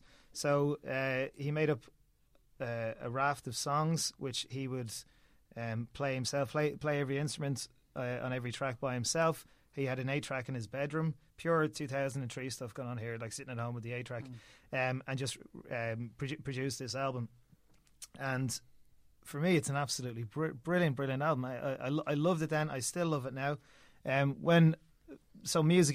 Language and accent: English; Ireland